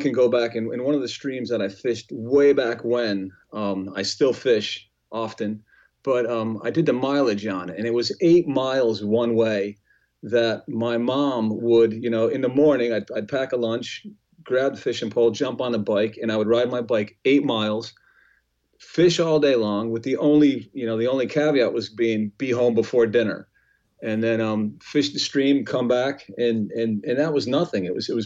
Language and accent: English; Northern Connecticut, United States; growing up in Northern Connecticut